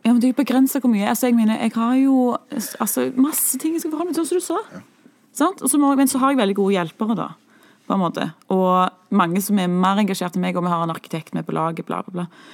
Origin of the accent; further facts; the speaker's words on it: Stavanger, Rogaland, Norway; vi er siddiser, som vi så blir kalt.